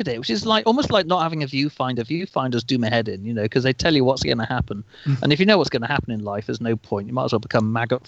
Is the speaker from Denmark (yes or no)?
no; England, United Kingdom; being English